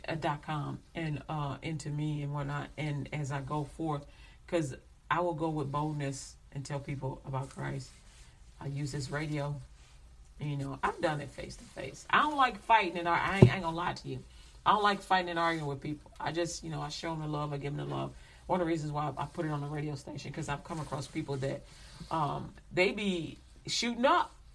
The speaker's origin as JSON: {"language": "English", "country": "United States", "said": "I'm American"}